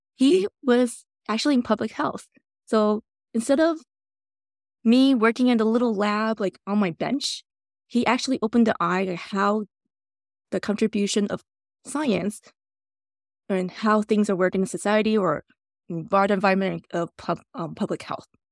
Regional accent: Taiwan; now in Canada; My childhood memory in Taiwan

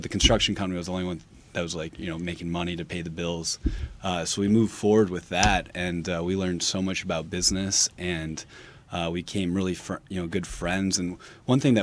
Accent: Clarkston, Michigan, United States; Clarkson, Michigan

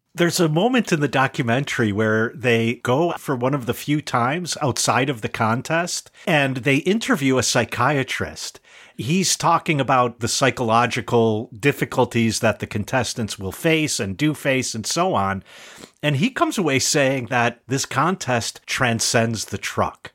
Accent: the North, United States; as a northerner

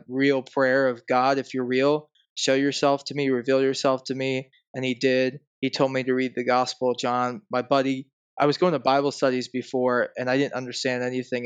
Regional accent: Cleveland, Ohio, United States; I'm from Cleveland, Ohio, originally

